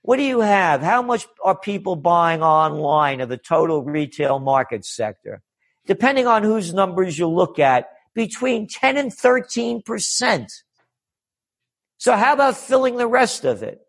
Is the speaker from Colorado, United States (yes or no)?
no; New York, United States; when I was a kid growing up in New York